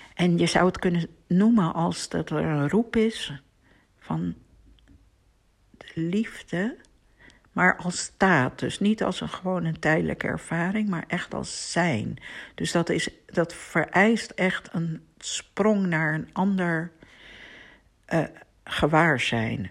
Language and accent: Dutch; Amsterdam, North Holland, Netherlands; in Amsterdam woonde, waar ik ben opgegroeid